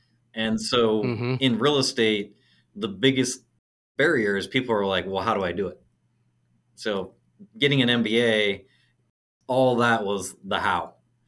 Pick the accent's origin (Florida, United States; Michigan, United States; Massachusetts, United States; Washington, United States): Washington, United States; Auburn; So I'm originally from Seattle, but I grew up in a small city. It's called Auburn. So it's about an hour south of Seattle. Grew up on a farm.